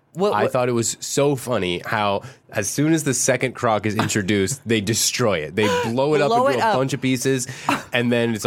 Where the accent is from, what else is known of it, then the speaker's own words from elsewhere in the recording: South Florida, United States; I'm from South Florida